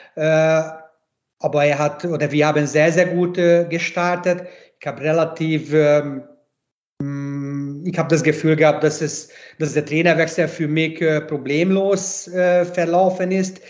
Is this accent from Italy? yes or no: no; Hungary; German is a second language; moved away as an adult; now in Graz, Austria; ich bin ungarisch, ich bin ein Ungar, aber ich bin halt auch Grazer in einem